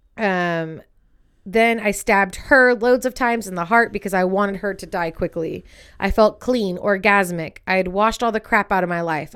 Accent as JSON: {"language": "English", "area": "Contra Costa County", "region": "California", "country": "United States", "tie": "born or raised there", "said": "We grew up in Contra Costa County here in California"}